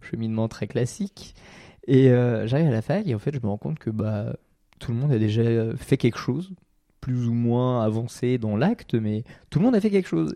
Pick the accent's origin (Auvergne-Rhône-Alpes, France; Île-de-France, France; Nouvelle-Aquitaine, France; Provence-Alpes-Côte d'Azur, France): Île-de-France, France; Seine-et-Marne; je viens de la Cambrousse, mhm. euh, je, viens du, d'un, petit blé de, Seine-et-Marne